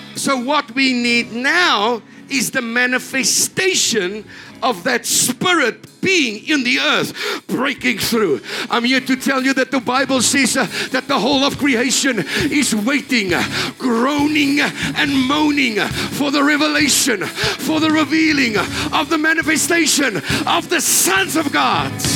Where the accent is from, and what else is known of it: South Africa